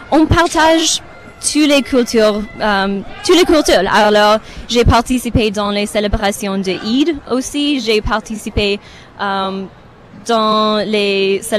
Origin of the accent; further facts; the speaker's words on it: Romania; French is a second language; now in Canada; Je suis euh, du Roumanie d'origine, mais j'habite au Canada depuis 25, ah, 26, ans peut-être.